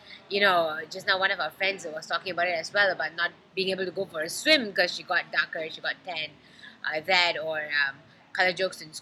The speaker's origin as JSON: {"language": "English", "country": "Malaysia"}